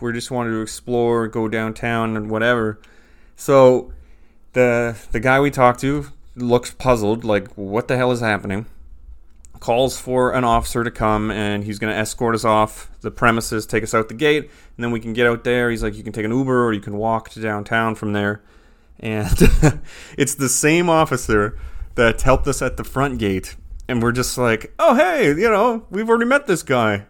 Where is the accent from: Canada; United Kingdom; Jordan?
Canada; moved away; I'm raised, born and raised in Canada, lived Canada most of my life